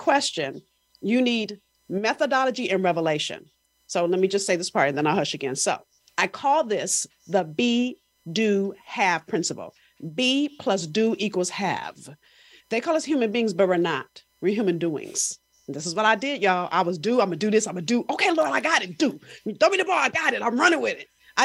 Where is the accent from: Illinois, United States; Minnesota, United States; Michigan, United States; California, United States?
California, United States; Los Angeles; I'm from South Central